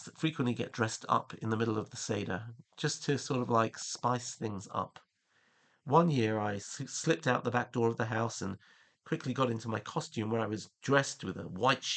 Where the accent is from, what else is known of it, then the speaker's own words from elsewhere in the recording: England, United Kingdom; now in Israel; As a child growing up in England